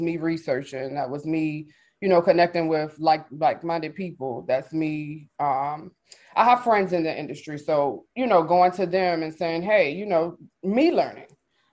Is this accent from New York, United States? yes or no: no; Richmond, Virginia, United States; also born or lived in Charlotte, North Carolina; I'm from Richmond, Virginia, but I also lived in Charlotte for about 10 years